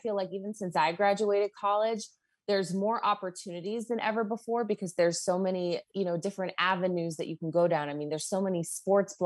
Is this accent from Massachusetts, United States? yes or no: yes; Boston, Massachusetts, United States; moved away as an adult; I'm from Boston